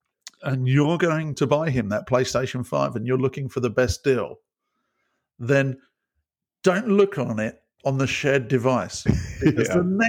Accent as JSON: {"language": "English", "country": "United Kingdom", "said": "Being British, it would be milk."}